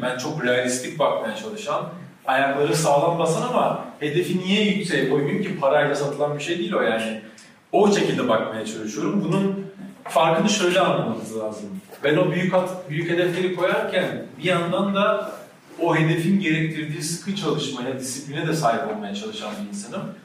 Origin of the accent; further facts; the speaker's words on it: Ankara, Turkey; Çay yolunda büyüdüm.